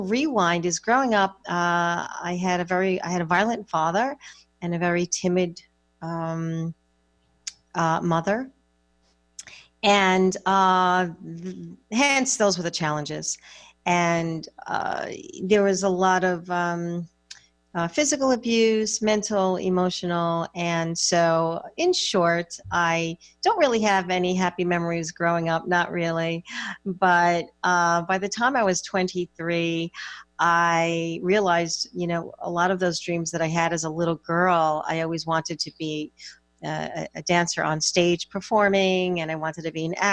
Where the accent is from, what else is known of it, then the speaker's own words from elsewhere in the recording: suburbs of New York, United States; I was raised in the Northeast in the suburbs of New York